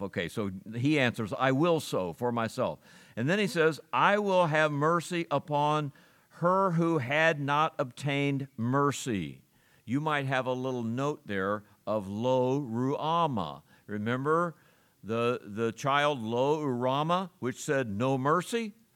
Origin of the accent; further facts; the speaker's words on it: Ohio, United States; I grew up in Ohio